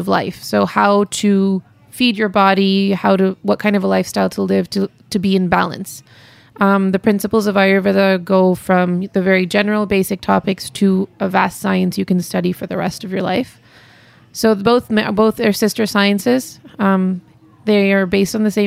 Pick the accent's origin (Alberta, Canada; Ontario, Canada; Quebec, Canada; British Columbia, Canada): Quebec, Canada; Montreal; moved away; also born or lived in India; I'm born and raised in Montreal